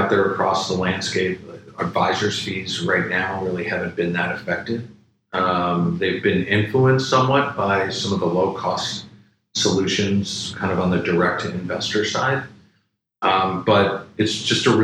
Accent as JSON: {"language": "English", "area": "a suburb just north of Chicago", "region": "Illinois", "country": "United States", "tie": "born or raised there", "said": "Loved growing up in Chicago and grew up in a suburb just north of Chicago"}